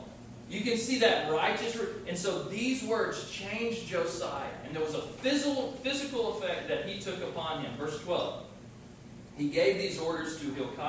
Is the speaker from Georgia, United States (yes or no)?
yes; LaGrange, Georgia, United States; When I was growing up in LaGrange, Georgia, that's where I was born